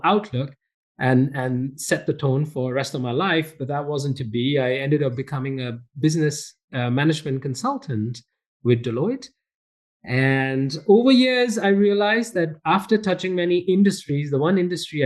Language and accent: English; India; moved away as an adult; also born or lived in Montreal, Canada; now in Calgary, Canada; I was born and raised in India, and I came to Canada as an international student.